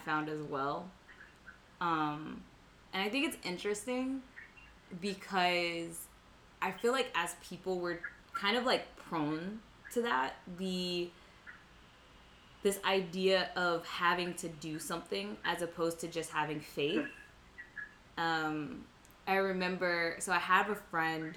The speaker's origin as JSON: {"language": "English", "country": "United States", "tie": "born or raised there", "said": "I'm an American citizen because I was born in the United States"}